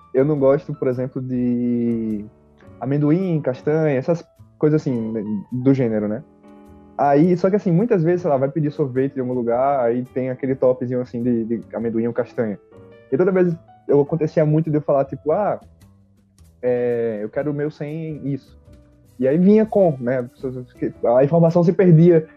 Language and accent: Portuguese; Maceió, Alagoas, Brazil; now in São Paulo, Brazil; eu sou de Maceió